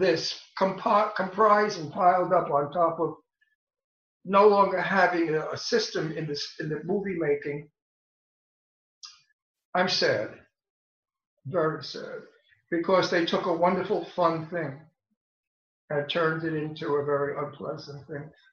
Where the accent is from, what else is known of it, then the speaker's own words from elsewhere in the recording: New York City, New York, United States; also born or lived in Italy; I was born in Brooklyn in the projects with poor people. Half of the projects was black